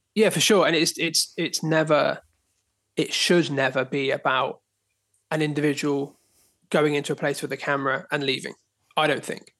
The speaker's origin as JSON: {"language": "English", "area": "Dorset", "region": "South West England", "country": "United Kingdom", "tie": "born or raised there", "moved": "yes", "lives_now": "Dartmoor, United Kingdom", "said": "I grew up in Dorset, but my grandparents lived on Dartmoor"}